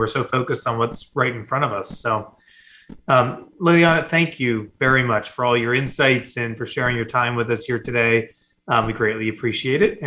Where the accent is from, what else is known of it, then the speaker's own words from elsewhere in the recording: Des Moines, Iowa, United States; moved away; I grew up in Des Moines, Iowa